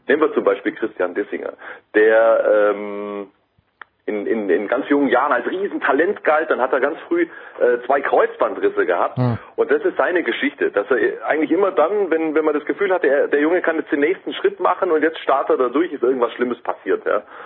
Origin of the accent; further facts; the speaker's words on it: Swabia, Baden-Württemberg, Germany; ich komme aus dem Schwarmland, Ich habe eine ganz andere Sprache gelernt